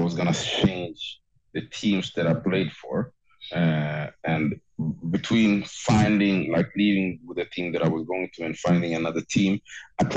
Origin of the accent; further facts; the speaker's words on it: Stockholm, Stockholm County, Sweden; I'm born and raised in Stockholm, Sweden, and that's my home